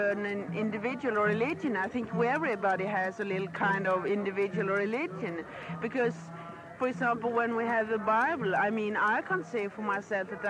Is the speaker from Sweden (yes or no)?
yes; Sweden; I'm from Sweden